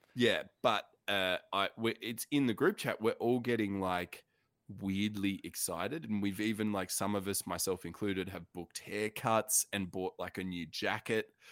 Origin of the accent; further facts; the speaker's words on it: Queensland, Australia; I am a Queenslander through and through